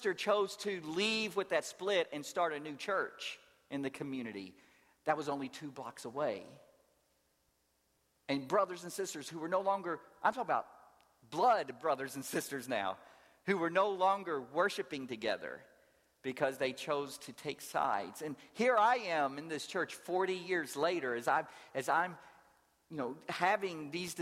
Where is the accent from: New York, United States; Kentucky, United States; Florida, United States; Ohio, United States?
Kentucky, United States; Louisville; moved away as an adult; also born or lived in New Orleans, Louisiana / rural Georgia; now in Atlanta, United States; I grew up in Louisville, Kentucky